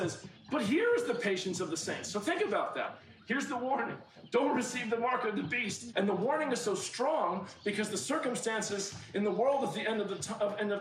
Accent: United States; I'm an American

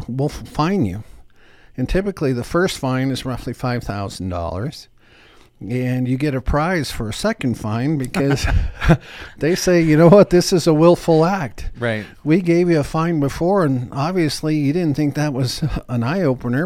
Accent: Denver, Colorado, United States; I grew up here in Denver, and I lived in a very modest home

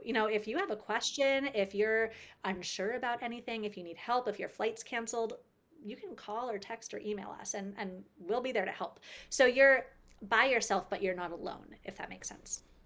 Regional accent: United States; growing up in the States

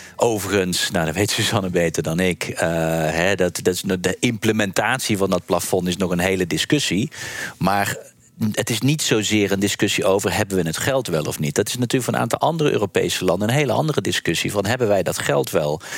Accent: Netherlands; ik zit er ook nog gewoon als Nederlander

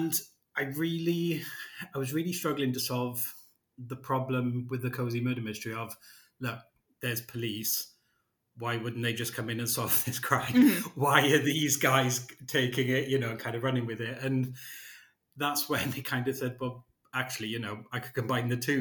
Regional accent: Wales, United Kingdom; now in England; I'm a Welshman living in England, but my roots are very firmly in Wales.

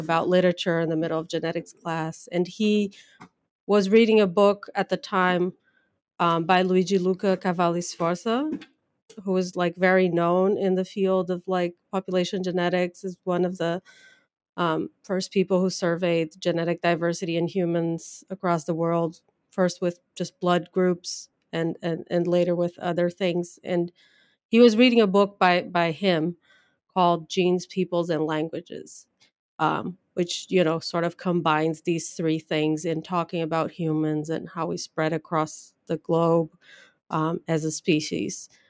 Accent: Brazil; English is a second language; moved away as an adult; also born or lived in São Paulo, Brazil / Leipzig, Germany / Denver, United States; now in Pennsylvania, United States; I grew up in Brazil, went to college there and grad school

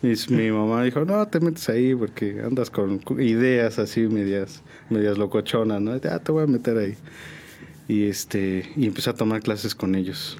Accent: Mexico City, Mexico; moved away; also born or lived in San Juan; Yo soy originario de la Ciudad de México, de la Gustavo Madero, De ahí soy

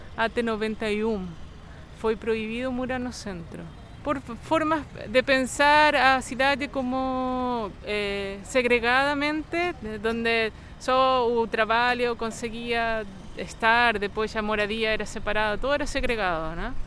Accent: Chile; moved away as an adult; now in Rio de Janeiro, Brazil; arquiteta chilena, moro no Rio há 14 anos

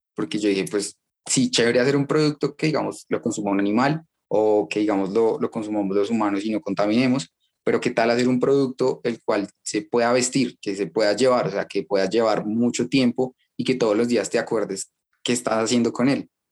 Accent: Bogotá, Colombia; nací en Bogotá, en Colombia

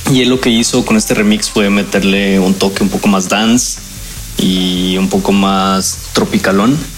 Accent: León, Guanajuato, Mexico; Nosotros somos respectivamente de León, Guanajuato y de Durango, México.

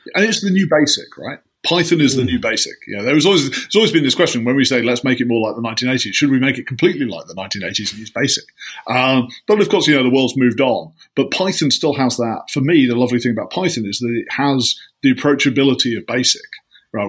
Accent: just outside Leeds, Yorkshire and the Humber, United Kingdom; I grew up just outside Leeds

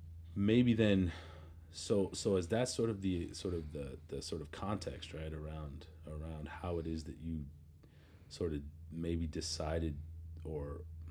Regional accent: San Diego, California, United States; I'm from San Diego

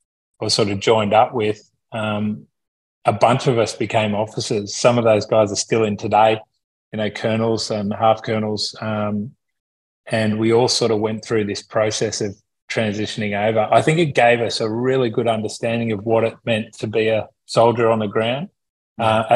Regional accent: Sydney, New South Wales, Australia; also born or lived in Taralga, New South Wales; now in Gold Coast, Australia; I grew up mostly in Sydney

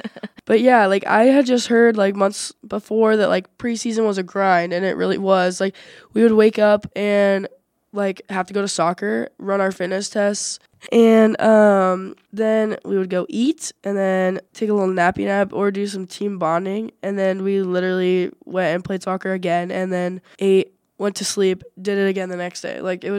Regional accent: Mesa, Arizona, United States; moved away; I'm a student athlete. I play soccer. I'm a goalkeeper. And then I'm from Mesa, Arizona.

